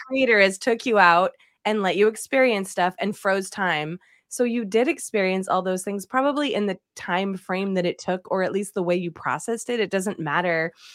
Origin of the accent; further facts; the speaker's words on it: East Coast, United States; moved away; I'm from the East Coast as well, and I say aunt